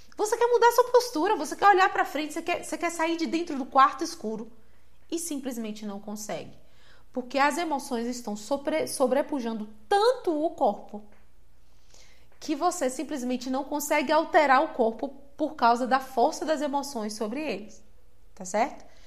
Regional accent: Salvador, Bahia, Brazil; Eu cresci em Salvador

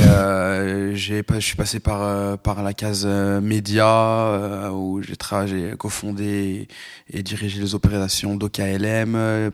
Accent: Lyon, Auvergne-Rhône-Alpes, France; j'ai grandi à Lyon

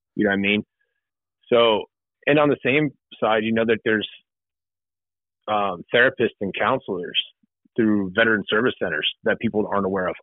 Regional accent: Southern California, United States; moved away as an adult; now in Ohio, United States; I'm originally from Southern California

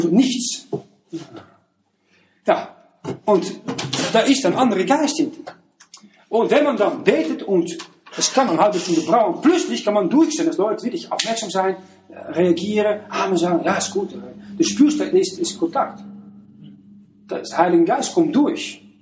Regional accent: Netherlands; Wenn ich nach ähm, morgen gehe, also als Niederländer äh

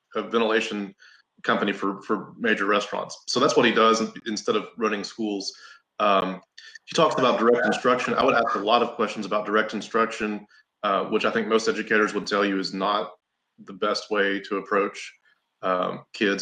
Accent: Kentucky, United States; now in Tennessee, United States; I grew up in Kentucky

